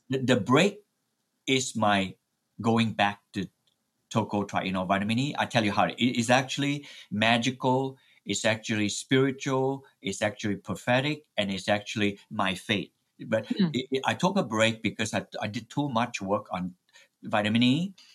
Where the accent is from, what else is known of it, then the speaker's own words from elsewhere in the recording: Malaysia; moved away; My native home is in Malaysia